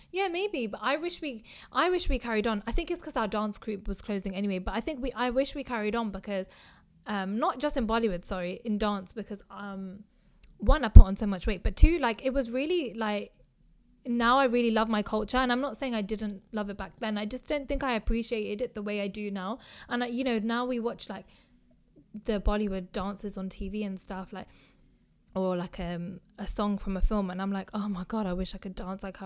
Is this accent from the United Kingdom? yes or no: yes; United Kingdom; I see myself as British.